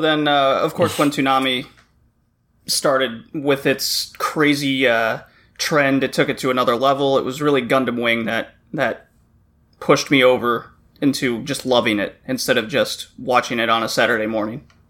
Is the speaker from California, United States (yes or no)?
no; Texas, United States; moved away as an adult; also born or lived in Louisiana; now in Toronto, Canada; I grew up in Texas and then I worked in Louisiana for a while